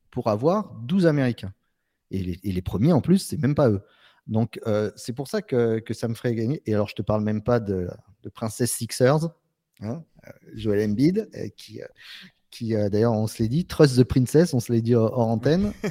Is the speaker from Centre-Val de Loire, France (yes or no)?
no; Marseille, Provence-Alpes-Côte d'Azur, France; en tant que Marseillais, ouais.